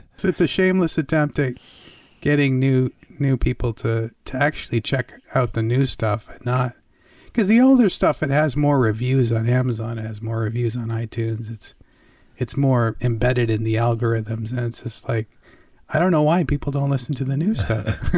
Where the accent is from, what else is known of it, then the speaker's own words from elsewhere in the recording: Canada; I grew up in Canada